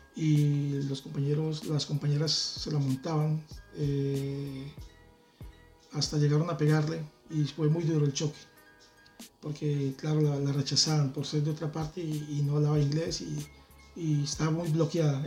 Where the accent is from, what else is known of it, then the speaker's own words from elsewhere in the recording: Bucaramanga, Santander, Colombia; moved away as an adult; now in Madrid, Spain; dos casas de donde yo vivía, en la ciudad de Bucaramanga, en Colombia